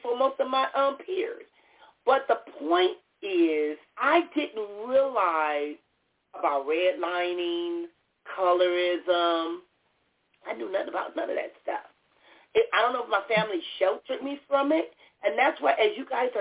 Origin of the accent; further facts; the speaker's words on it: Compton, California, United States; I was born and raised in Compton